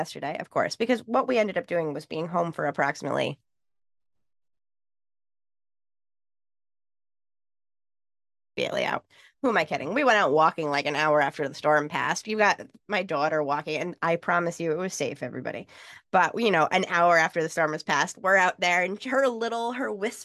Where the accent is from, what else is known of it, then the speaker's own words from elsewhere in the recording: New York, United States; I grew up in New York